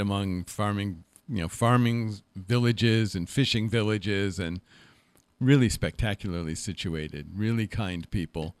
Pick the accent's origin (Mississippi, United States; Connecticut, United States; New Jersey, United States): Connecticut, United States; Middlebury; moved away; also born or lived in Berkeley; I was raised in the Congregational Church in Middlebury, Connecticut